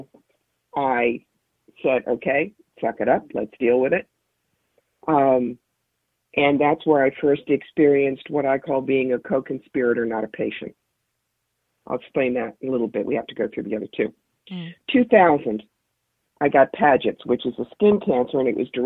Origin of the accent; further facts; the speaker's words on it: Philadelphia, Pennsylvania, United States; now in Schoharie County, New York, United States; But I grew up around Philadelphia